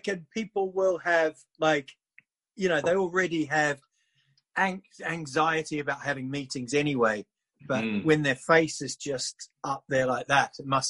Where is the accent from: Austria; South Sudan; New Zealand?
New Zealand; moved away as an adult; also born or lived in England; now in Sweden; I was born in England, grew up in New Zealand, fell in love, and then I came to Sweden